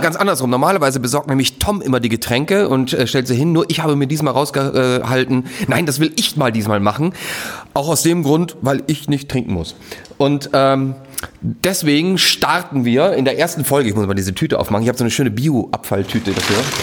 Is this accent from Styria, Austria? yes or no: yes; Styria, Austria; moved away; da wo ich herkomme, aus der Steiermark